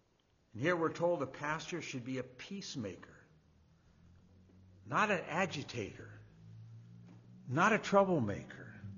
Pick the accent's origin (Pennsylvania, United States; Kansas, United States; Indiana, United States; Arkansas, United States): Indiana, United States; I mean, I want to stand up and say, listen, I'm from Indiana, I'm from Indiana, but we're in their house.